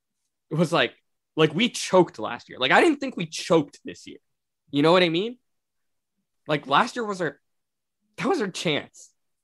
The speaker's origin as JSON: {"language": "English", "country": "India", "tie": "born or raised there", "moved": "yes", "lives_now": "Canada", "said": "I'm an immigrant from India. I wasn't born here."}